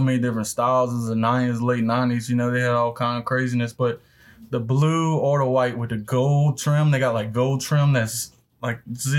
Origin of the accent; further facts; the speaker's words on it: Port Allen, Louisiana, United States; Born and raised in West Baton Rouge in Port Allen, Louisiana.